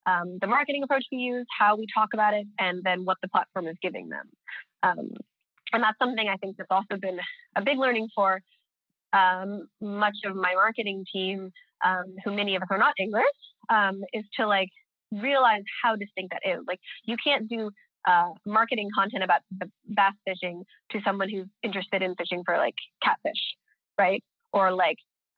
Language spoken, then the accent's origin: English; United States; now in Stockholm, Sweden; I'm American, so I can talk like an American